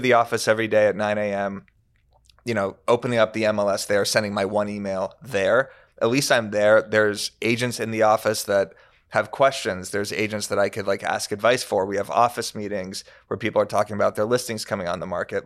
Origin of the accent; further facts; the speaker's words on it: Tucson, Arizona, United States; now in Los Angeles, United States; I'm from Tucson, Arizona